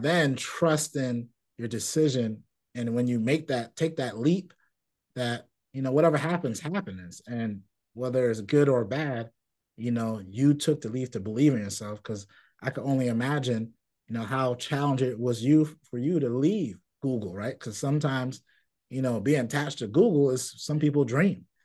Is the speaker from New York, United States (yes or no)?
yes; New York City, New York, United States; I grew up in Brooklyn in a community and a Caribbean community